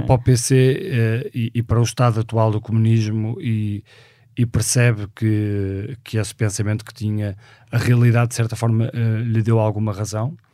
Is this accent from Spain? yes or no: no; Porto, Norte, Portugal; nasci no Porto em 1976